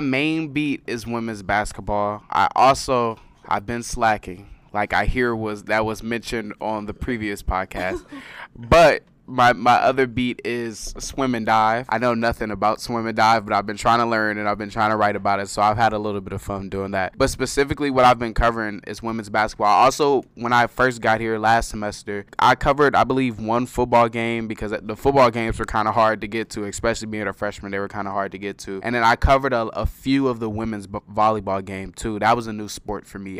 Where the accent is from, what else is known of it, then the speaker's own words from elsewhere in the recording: Carson, California, United States; moved away as an adult; now in San Diego, United States; I'm from Los Angeles, a city in, in Los Angeles called Carson, California